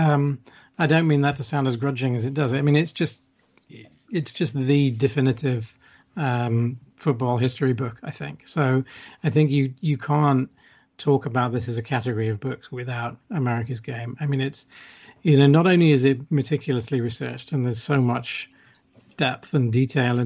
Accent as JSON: {"language": "English", "country": "United Kingdom", "tie": "born or raised there", "said": "as a British fan"}